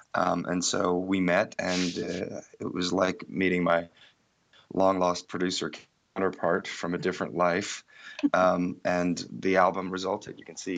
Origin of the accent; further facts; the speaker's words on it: India; also born or lived in Ireland; I grew up in India, but also my parents are from the West, and I grew up kind of in an ashram, a boarding school, learning kirtan music in India, but my parents were based in Ireland